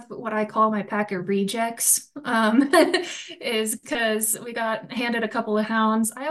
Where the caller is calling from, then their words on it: Colorado, United States; So, I'm joining from Northern Colorado. Um, I'm on the front range here of Colorado